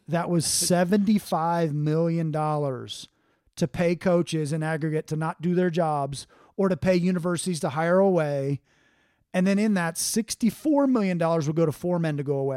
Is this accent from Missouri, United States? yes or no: no; Cincinnati, Ohio, United States; hometown of Cincinnati